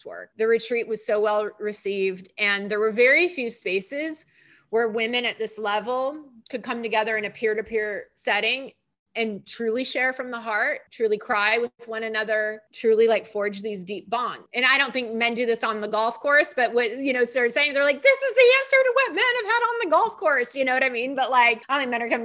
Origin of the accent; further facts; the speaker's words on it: California, United States; moved away as an adult; also born or lived in New York; nice, smiley California girl